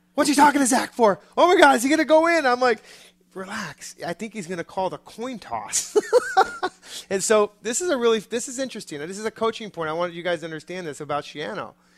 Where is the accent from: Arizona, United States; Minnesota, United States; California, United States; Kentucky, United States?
Arizona, United States; I grew up in Arizona